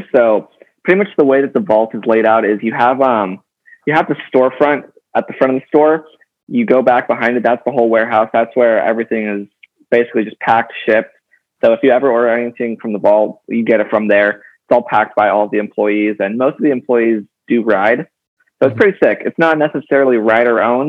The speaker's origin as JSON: {"language": "English", "town": "Los Angeles", "region": "California", "country": "United States", "tie": "born or raised there", "said": "I grew up"}